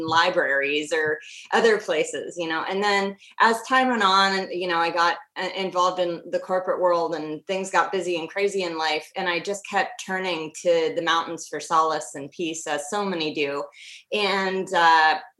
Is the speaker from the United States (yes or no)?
yes; Washington, United States; I grew up in the Pacific Northwest, so I'm a third generation Washingtonian